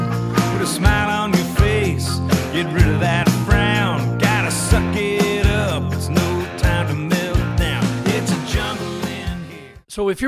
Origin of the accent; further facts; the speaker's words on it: Portland, Oregon, United States; I'm originally from Portland, Oregon, and I'm a proud University of Oregon Duck. And I love being from the Pacific Northwest